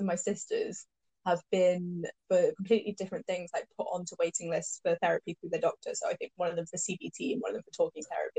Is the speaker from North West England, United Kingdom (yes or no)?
yes; Cheshire, North West England, United Kingdom; now in London, United Kingdom; when I was growing up in Cheshire